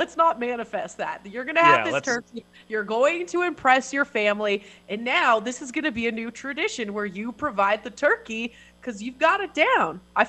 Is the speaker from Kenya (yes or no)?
no; Canada; So I'm Canadian, so I've never had a smoked turkey, I will admit.